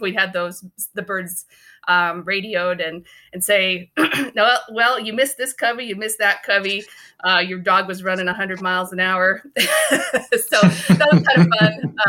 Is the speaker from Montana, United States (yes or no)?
yes; Ekalaka, Montana, United States; moved away as an adult; also born or lived in Houston, Texas / Tennessee; now in Oregon, United States; I come out of eastern Montana. I grew up in a little town called Ekalaka, about 400 people, middle of nowhere, southeastern corner.